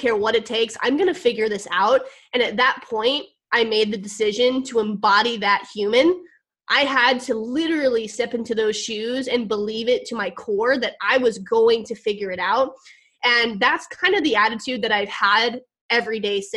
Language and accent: English; Missouri, United States; moved away; I'm down in Missouri, in my hometown